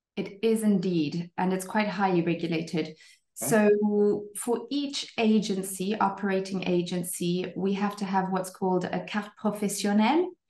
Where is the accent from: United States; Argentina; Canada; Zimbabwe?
Zimbabwe; moved away as an adult; also born or lived in Cape Town, South Africa; now in French Riviera, France; I'm actually Zimbabwean originally, born and bred Zimbabwean and then lived in South Africa in Cape Town for a good 10 years